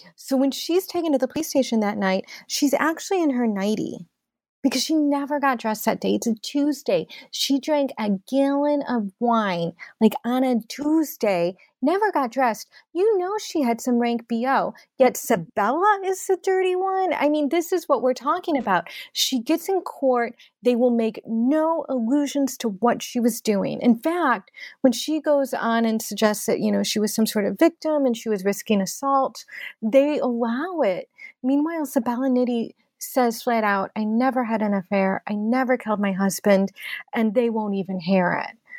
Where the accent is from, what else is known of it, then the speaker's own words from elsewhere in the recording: Oak Park, Illinois, United States; my hometown of Oak Park